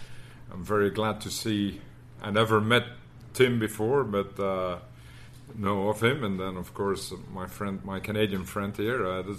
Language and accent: English; Leuven, Flanders, Belgium; moved away as an adult; also born or lived in Austin, Texas; now in United States; my hometown is Leuven, where Stella Artois is brewed, great university town, great party town.